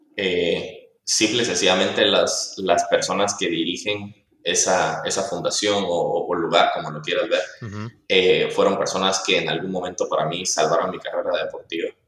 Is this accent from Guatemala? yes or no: yes; Guatemala; nosotros como guatemaltecos